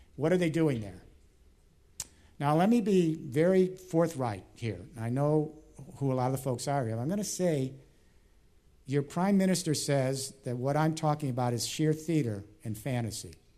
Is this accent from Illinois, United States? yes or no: yes; Chicago, Illinois, United States; Chicago this week, my hometown